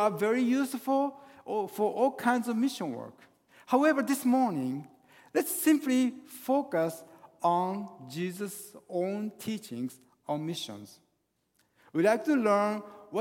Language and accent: English; Japan; English is a second language; now in Northern Virginia, United States; I was born and raised in Japan.